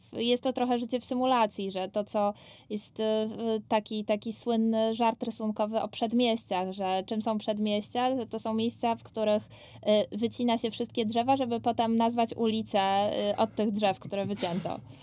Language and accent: Polish; Katowice, Silesian Voivodeship, Poland; ja dorastałam w Katowicach Ligodzie